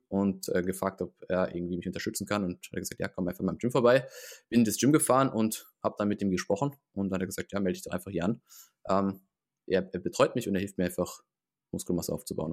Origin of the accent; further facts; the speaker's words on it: Heidelberg, Baden-Württemberg, Germany; moved away; ich komme ursprünglich aus dem Raum Heidelberg